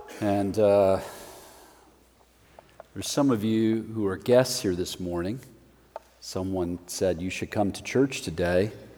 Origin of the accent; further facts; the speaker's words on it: Denver, Colorado, United States; I'm from Denver, Colorado, which is a sister city, I think, of Portland.